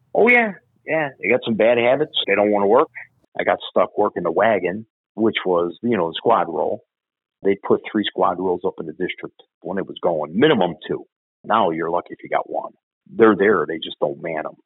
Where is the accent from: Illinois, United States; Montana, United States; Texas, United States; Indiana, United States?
Illinois, United States; Chicago; I grew up in Bridgeport.